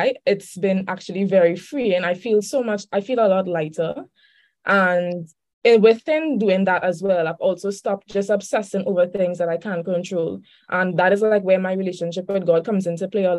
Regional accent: Trinidad & Tobago; I'm from Trinidad and Tobago. That's in the Caribbean.

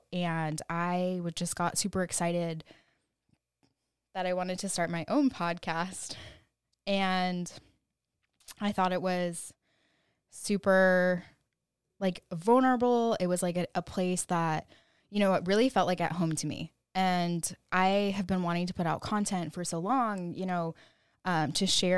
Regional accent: California, United States; born there; now in Austin, United States; I was born in California. Cali baby. Shout out to all the Cali girls. I now live in Austin, Texas.

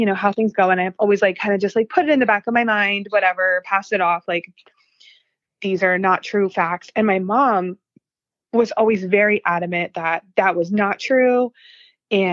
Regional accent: Pennsylvania, United States; I grew up in Pennsylvania

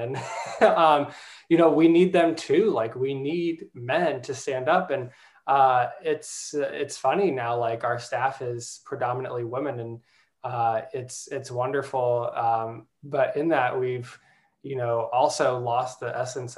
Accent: Des Moines, Iowa, United States; I grew up in Des Moines, and then went to Iowa State

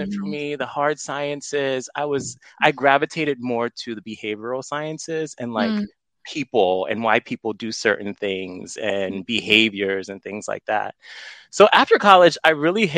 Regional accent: New York City, New York, United States; moved away; also born or lived in Baltimore / Fairfax County; I'm originally from Brooklyn, New York

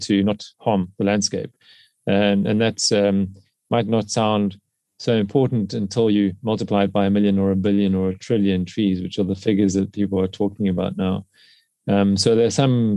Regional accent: South Africa; in South Africa, in my home country

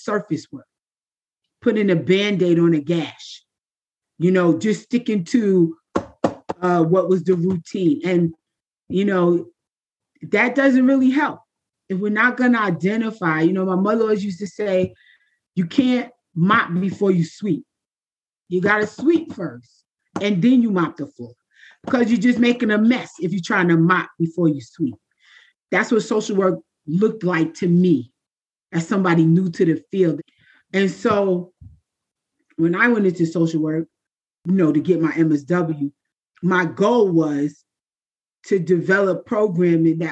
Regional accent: New York City, New York, United States; I am from Queens, New York, with a Caribbean background

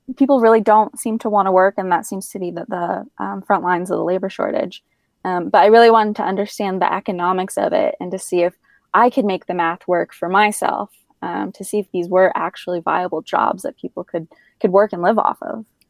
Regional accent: Northeast, United States; also born or lived in Middle East / Washington, District of Columbia, United States; now in Asheville, United States; being from the Northeast originally

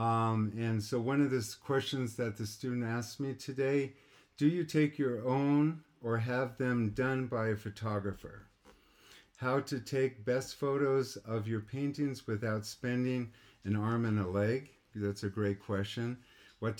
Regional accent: United States; I grew up in Lake Tahoe

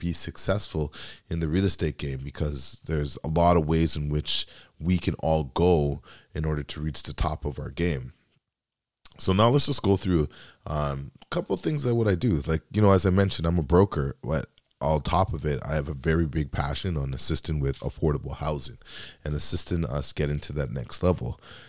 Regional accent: Canada; And as a Canadian that has a background from Dominica, it's very important to me

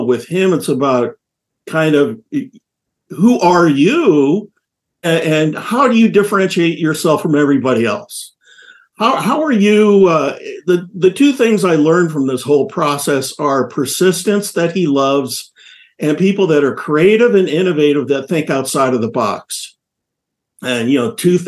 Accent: Omaha, Nebraska, United States; I grew up in Omaha, which is where Warren is from

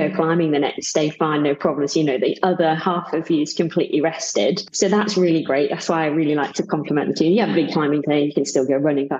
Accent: Cambridge, East of England, United Kingdom; moved away as an adult; also born or lived in Birmingham; now in Sheffield, United Kingdom; I moved here about 3 years ago originally I came from Cambridge, which is the flattest place in the entire universe

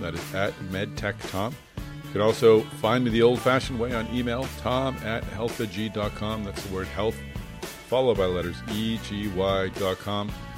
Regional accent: Boston, Massachusetts, United States; Boston, my hometown.

